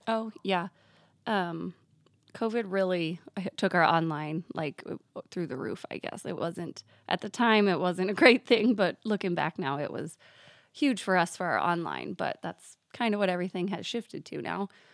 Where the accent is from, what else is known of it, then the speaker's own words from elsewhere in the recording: Danbury, Iowa, United States; Danbury is, yes. I just turned thirty-five, and I have lived here all my life.